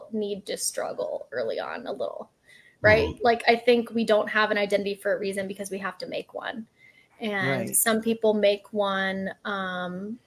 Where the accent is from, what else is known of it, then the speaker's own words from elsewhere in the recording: Austin, Texas, United States; also born or lived in San Antonio, Texas; now in Houston, United States; I was born in Austin, Texas